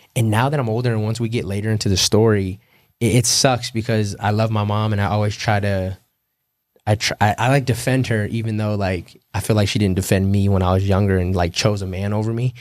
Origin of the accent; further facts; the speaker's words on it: California, United States; moved away as an adult; they knew I was from Cali